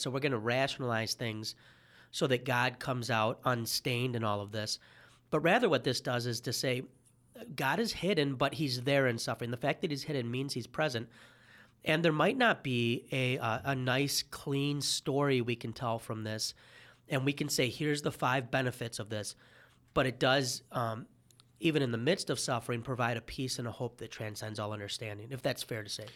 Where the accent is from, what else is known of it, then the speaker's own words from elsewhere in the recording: Detroit, Michigan, United States; As a Detroiter